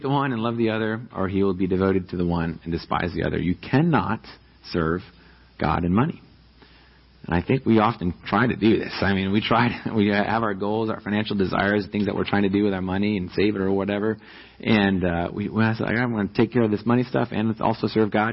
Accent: New York, United States; now in Riverside, United States; I'm from New York and I grew up

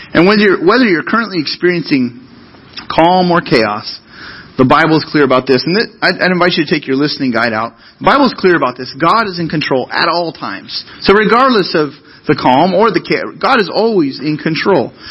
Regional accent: Central Coast, California, United States; I grew up on the Central Coast

